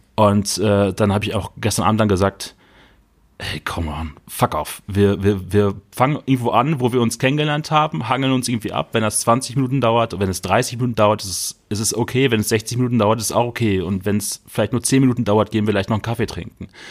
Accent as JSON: {"language": "German", "town": "Bochum", "region": "North Rhine-Westphalia", "country": "Germany", "tie": "born or raised there", "said": "meiner Heimatstadt in Bochum"}